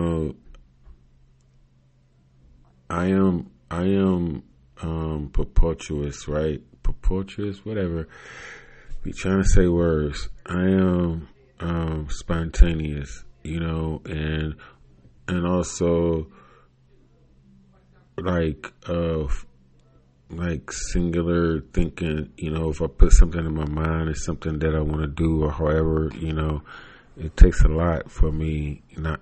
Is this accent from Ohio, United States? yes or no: yes; Cleveland, Ohio, United States; I'm not from the Midwest. I am from the north side. I'm from the end of the fucking country called an island. It's an island called Cleveland.